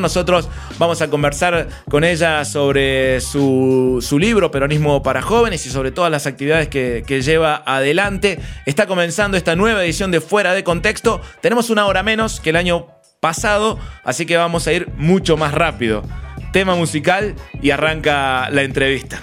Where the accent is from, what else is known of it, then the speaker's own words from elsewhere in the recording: Córdoba, Argentina; como cordobés